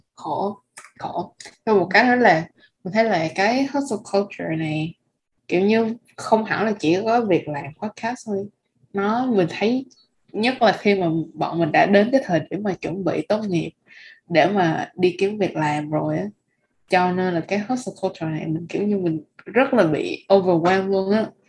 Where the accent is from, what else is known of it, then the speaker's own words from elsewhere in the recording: Vietnam; bọn mình là người Việt Nam